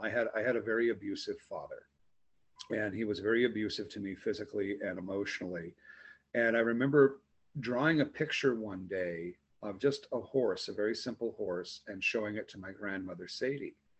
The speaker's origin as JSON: {"language": "English", "area": "outside of Omaha", "region": "Southeast Nebraska", "country": "United States", "tie": "born or raised there", "said": "I grew up in Southeast Nebraska, um, outside of Omaha"}